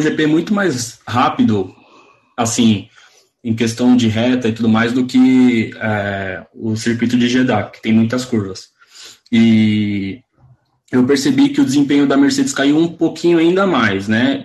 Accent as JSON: {"language": "Portuguese", "country": "Brazil", "said": "eu sou brasileiro"}